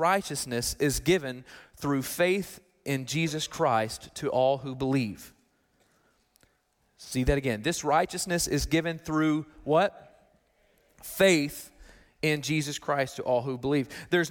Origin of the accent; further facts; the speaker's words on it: Arkansas, United States; I'm from Arkansas